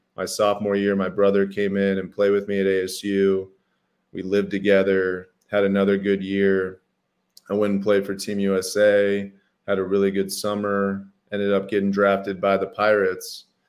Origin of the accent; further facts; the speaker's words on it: Phoenix, Arizona, United States; I grew up in Phoenix, Arizona, big Italian family